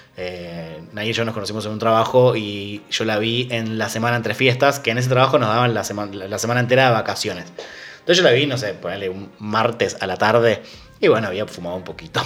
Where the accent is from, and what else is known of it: Argentina